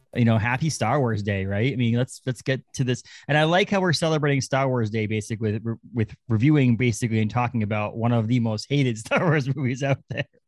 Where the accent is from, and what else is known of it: Orrington, Maine, United States; born or raised there; moved away as an adult; also born or lived in Kittery, Maine / Massachusetts